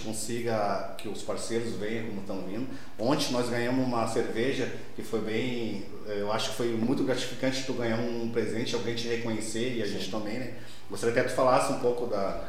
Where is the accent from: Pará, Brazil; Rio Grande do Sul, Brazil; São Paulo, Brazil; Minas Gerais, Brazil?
Rio Grande do Sul, Brazil; Gaúcho; nós somos gaúchos